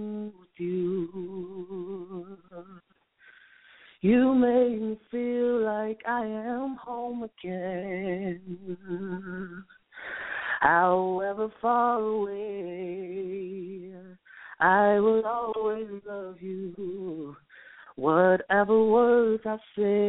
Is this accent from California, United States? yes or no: no; St. Louis, Missouri, United States; now in Dallas, United States; am actually from St. Louis, Missouri, but I reside in Dallas, Texas.